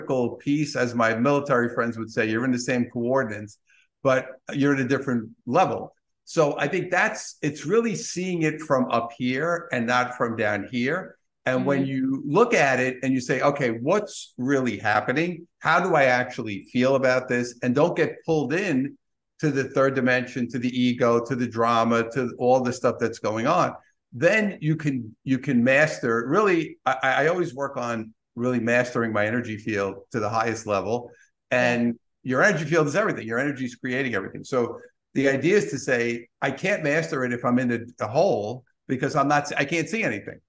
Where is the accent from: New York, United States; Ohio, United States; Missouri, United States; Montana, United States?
New York, United States; New York City; being a New Yorker